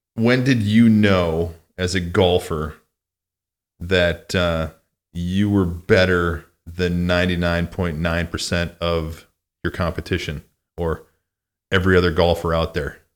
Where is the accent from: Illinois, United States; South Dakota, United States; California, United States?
Illinois, United States; Mount Carroll; now in South Lake Tahoe, United States; where I grew up in Mount Carroll, Illinois